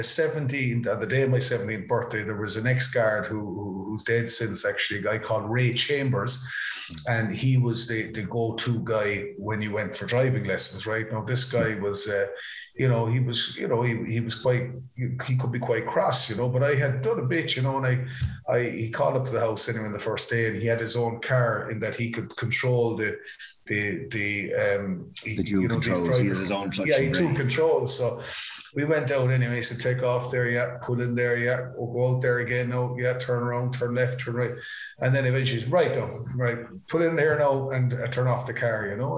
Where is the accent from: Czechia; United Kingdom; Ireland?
Ireland; us as Irish people